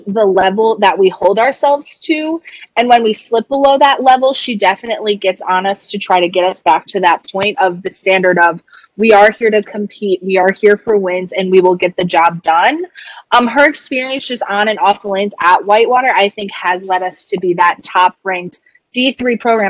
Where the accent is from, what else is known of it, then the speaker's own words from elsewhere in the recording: Des Plaines, Illinois, United States; I'm from Des Plaines, Illinois, which is right by O'Hare Airport.